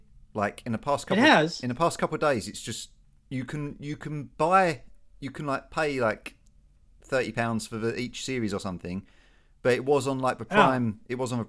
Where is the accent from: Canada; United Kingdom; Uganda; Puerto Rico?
United Kingdom; as a Brit